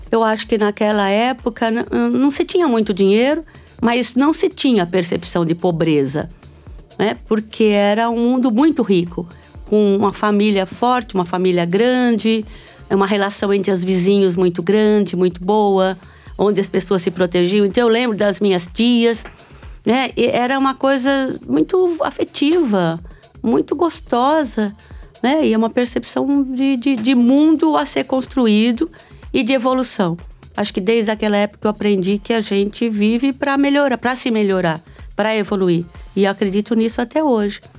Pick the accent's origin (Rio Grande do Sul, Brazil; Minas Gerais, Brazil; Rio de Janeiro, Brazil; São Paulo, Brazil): São Paulo, Brazil; eu nasci em São Paulo, no, no Alto da Moca, né? Ah, uma mistura, tem a ver com a minha mistura ancestral, né? Entre uh, italianos e croatas na realidade, eram iugoslavos quando vieram